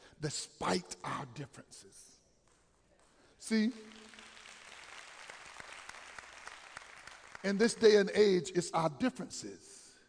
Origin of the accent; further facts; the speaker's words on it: Wilmington, United States; I grew up understanding that in the Wilmington area, the radio station would say, we are men with music and not boys with noise